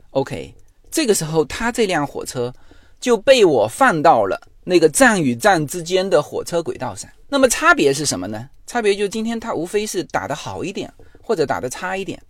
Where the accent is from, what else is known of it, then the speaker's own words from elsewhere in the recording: China; moved away as an adult; now in United States; 我们，呃，中国也有华语辩论